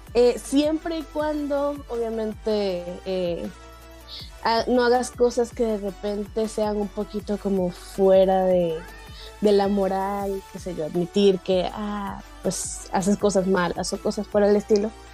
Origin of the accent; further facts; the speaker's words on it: Valencia, Carabobo, Venezuela; moved away; Valencia, que es de donde yo soy